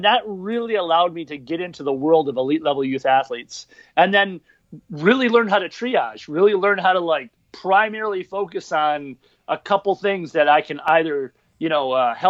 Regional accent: Michigan, United States; moved away as an adult; now in Minneapolis, United States; I'm originally from Michigan.

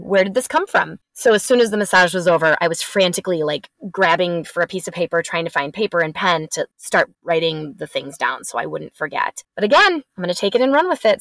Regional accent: Wisconsin, United States; born and raised in Wisconsin

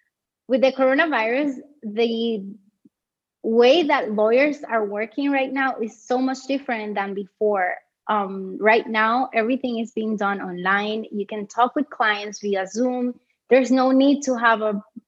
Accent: Puerto Rico; moved away as an adult; now in Germany; I was from Puerto Rico, which is a territory of the United States

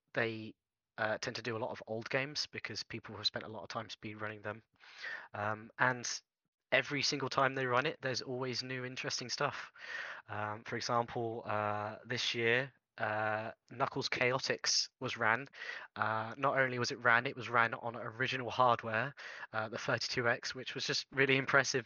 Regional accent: United Kingdom; I'm British

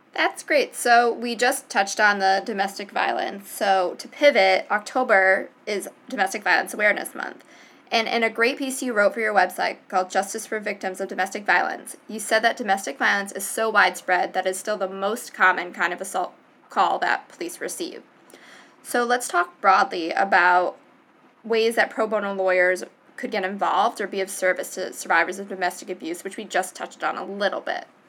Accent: Providence, Rhode Island, United States; I am from Providence

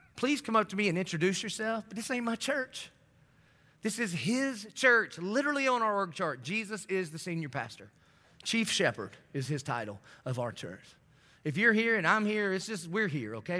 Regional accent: the South, United States; I grew up in the South

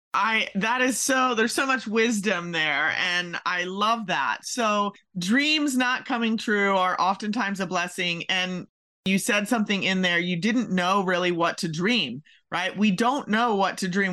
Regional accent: Maryland, United States; now in Kentucky, United States; I'm originally from Maryland

